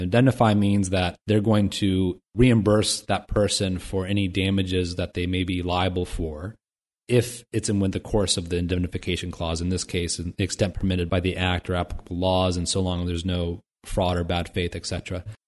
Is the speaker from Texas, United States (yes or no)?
no; Dayton, Ohio, United States; Dayton, Ohio, my hometown